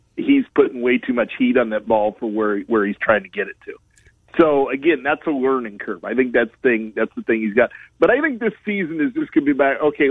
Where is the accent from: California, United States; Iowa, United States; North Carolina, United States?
Iowa, United States; Fort Madison; it covers Fort Madison, which is my hometown